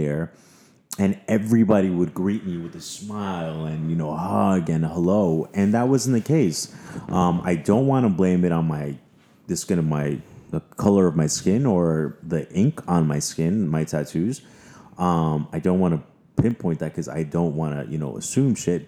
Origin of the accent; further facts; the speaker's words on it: New York, United States; I'm such a New Yorker